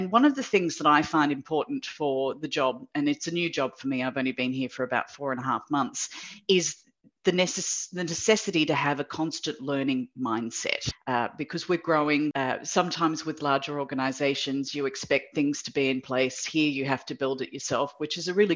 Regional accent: Sydney, New South Wales, Australia; moved away as an adult; also born or lived in Japan / United Kingdom; now in Singapore; I am originally from Sydney, but I have lived in Singapore now for 16 years

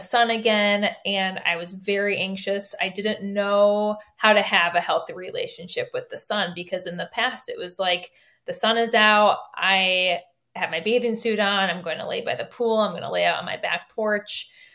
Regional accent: Michigan, United States; moved away as an adult; now in Chicago, United States; I'm from Michigan

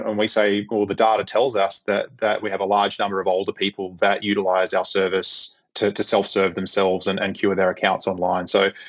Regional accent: Australia

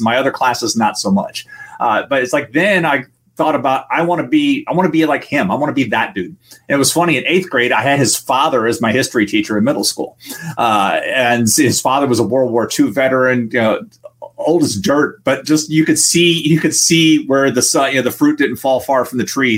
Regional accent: Kissimmee, Florida, United States; also born or lived in Washington, D.C. area; I, grew up in Florida and Kissimmee as it was developing

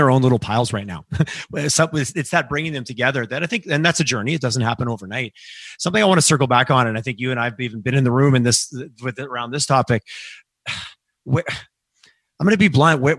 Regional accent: Eastern Canada, Canada; I grew up in Eastern Canada, so I, I have family in Quebec

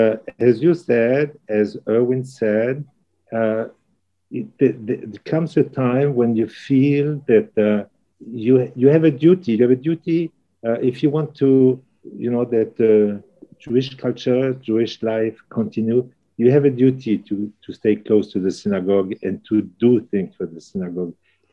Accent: Alsace, Grand Est, France; moved away as an adult; also born or lived in Strasbourg; now in Moncton, Canada; I was born in France quite a while ago, and I grew up in a small town in Alsace, and we moved to Strasbourg. My parents were quite religious. We always had a kosher home

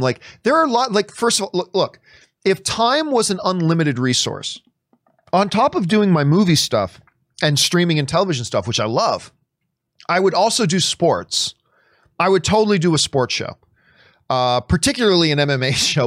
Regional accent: Hamilton, Ontario, Canada; now in Los Angeles, United States; Hamilton, Ontario, Canada is my favorite place in the world

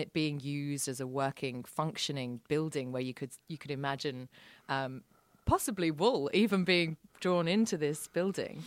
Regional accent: London, United Kingdom; moved away as an adult; now in Sydney, Australia; I grew up around London

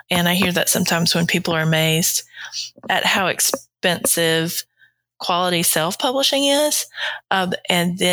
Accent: the South, Southern United States, United States; accent: Southern; my accent's pretty Southern.

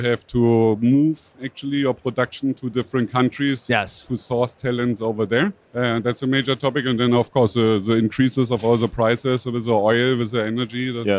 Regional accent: Berlin, Germany; I'm from Berlin

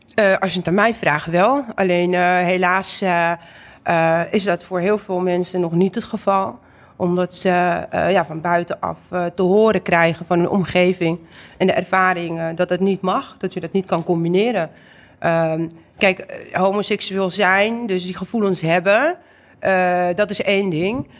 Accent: Amsterdam, North Holland, Netherlands; ik ben geboren en getogen in Amsterdam, maar ik ben half Indonesisch, half Turks.

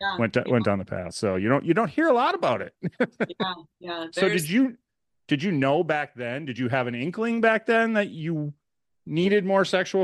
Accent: Wisconsin, United States

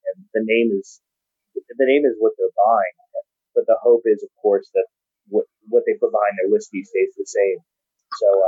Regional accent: Texas, United States; I am from Texas

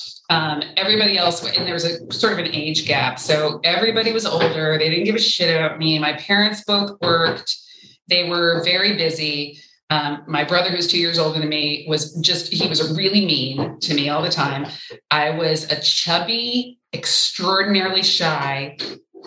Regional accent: Ventura County, California, United States; I grew up in Ventura County, which is suburban at its most dense. I grew up on an avocado ranch

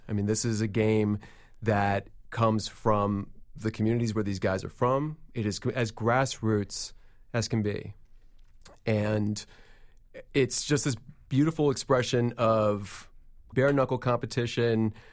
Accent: New York City, New York, United States; I grew up in New York City

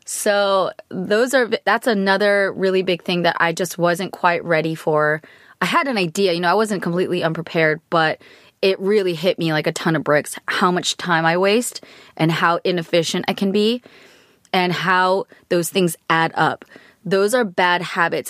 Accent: United States; American, I'm Asian American, I'm Korean American

